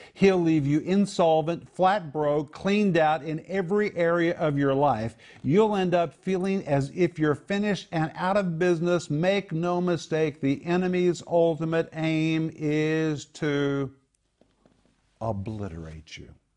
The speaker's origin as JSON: {"language": "English", "town": "Sand Springs", "region": "Oklahoma", "country": "United States", "tie": "born or raised there", "said": "I grew up in Sand Springs, Oklahoma"}